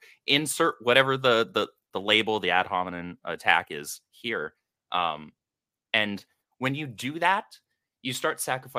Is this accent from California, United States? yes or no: yes; California, United States; And I grew up in the Bay Area, California, for like 22 years.